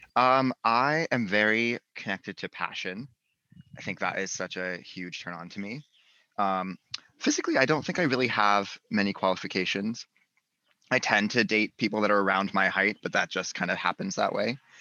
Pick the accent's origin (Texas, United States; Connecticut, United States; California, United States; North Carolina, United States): North Carolina, United States; moved away; I am from North Carolina originally, Southern boy, living in the big city.